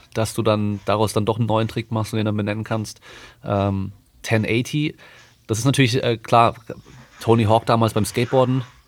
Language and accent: German; Freiburg im Breisgau, Baden-Württemberg, Germany; moved away; ich komme ursprünglich aus Freiburg, da konnte ich einfach mit dem Bus schnell äh, auf den Berghof fahren, auf den Schaunsel oder auf den Feldberg